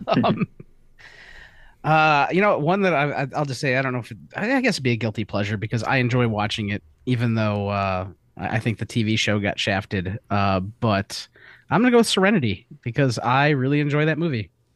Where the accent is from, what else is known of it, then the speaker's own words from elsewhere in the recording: Chicago, Illinois, United States; I'm from the Chicagoland area